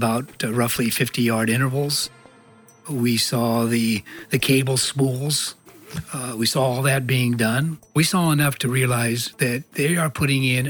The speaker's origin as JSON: {"language": "English", "region": "Iowa", "country": "United States", "tie": "born or raised there", "said": "I was born in Iowa, in a small town. I was raised there"}